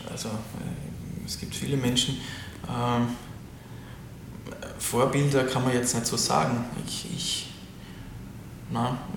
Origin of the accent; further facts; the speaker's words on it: Sweden; German is a second language; now in Germany; weil ich bin ja Quereinsteiger und ich bin sowieso Ausländer als Schwede